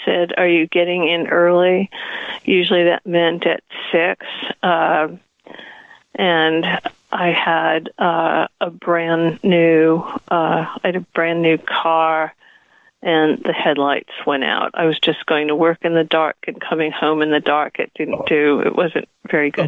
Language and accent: English; Providence, Rhode Island, United States; moved away as an adult; also born or lived in New York; I grew up in Providence, Rhode Island, and I moved uh, to New York to go to NYU